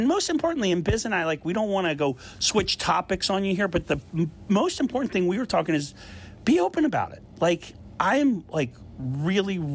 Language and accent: English; Philadelphia, Pennsylvania, United States; my hometown Philadelphia